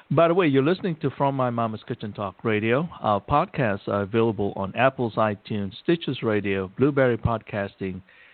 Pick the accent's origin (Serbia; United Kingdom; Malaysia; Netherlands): Malaysia; growing up in Malaysia as a young kid